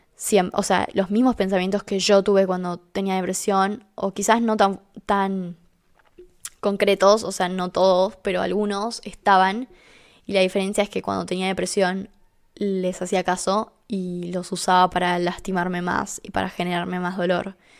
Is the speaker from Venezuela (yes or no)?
no; Argentina; vivo en Argentina ahora